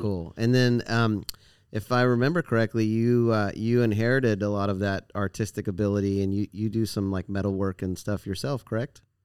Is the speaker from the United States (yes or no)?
yes; Florida, United States; also born or lived in Santa Barbara; I grew up in Florida here